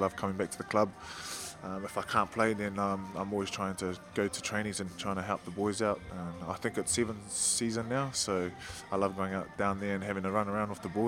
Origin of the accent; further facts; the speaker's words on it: Wellington, New Zealand; I grew up in Burrinpool, Island Bay, when I was a little kid. But all my family lived out in the eastern suburbs